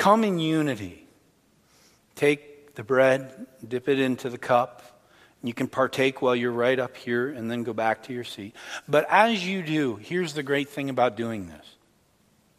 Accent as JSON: {"language": "English", "country": "Canada", "said": "I'm Canadian as well"}